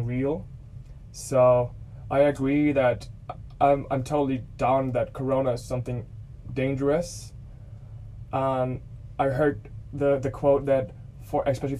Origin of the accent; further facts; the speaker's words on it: Germany; first language German; English is a second language; moved away as an adult; now in Australia; English is not my native language